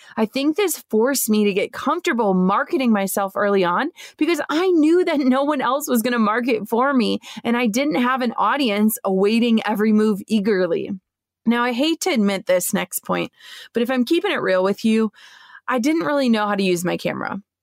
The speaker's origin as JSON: {"language": "English", "region": "Minnesota", "country": "United States", "tie": "born or raised there", "moved": "as an adult", "said": "my hometown in Minnesota"}